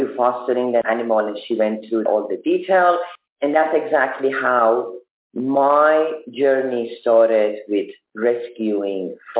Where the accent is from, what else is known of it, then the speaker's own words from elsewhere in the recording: Germany; Because I'm from Germany.